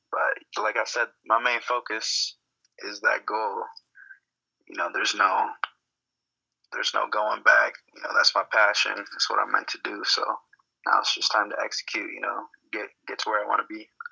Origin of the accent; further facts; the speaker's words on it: Grand Rapids, Michigan, United States; moved away as an adult; I was born and raised in Grand Rapids